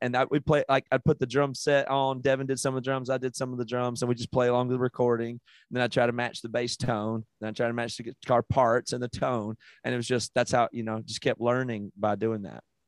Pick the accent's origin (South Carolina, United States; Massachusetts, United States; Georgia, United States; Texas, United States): South Carolina, United States; moved away as an adult; now in Seattle, United States; I grew up in South Carolina in the eighties and very rural South Carolina